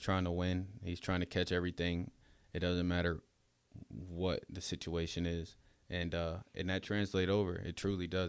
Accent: upstate New York, United States; moved away as an adult; also born or lived in Florida; upstate New York is the place that raised

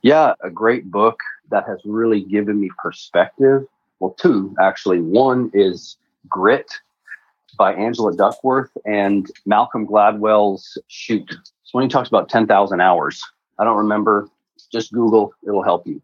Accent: Canada; moved away as an adult; also born or lived in Prague, Czech Republic / Texas, United States; now in United States; grew up in Canada and in the trades

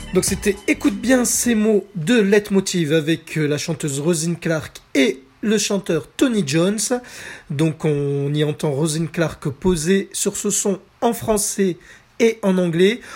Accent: France; chez nous en France

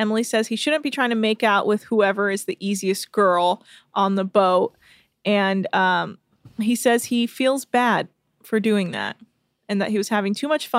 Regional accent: England, United Kingdom; And I'm also from England, which I thought was really funny.

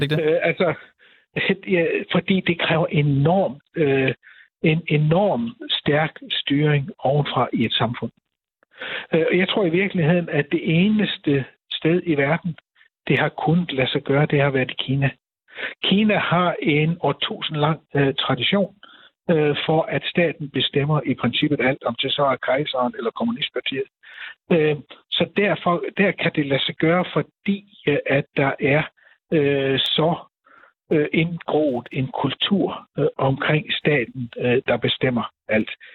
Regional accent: Denmark

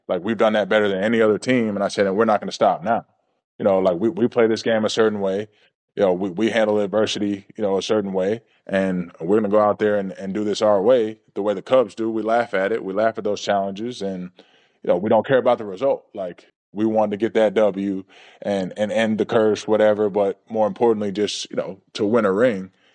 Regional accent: Georgia, United States; growing up in Georgia, watching the Atlanta Braves

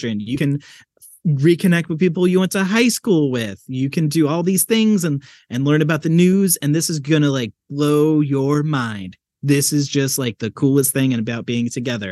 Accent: New Jersey, United States; Growing up in New Jersey

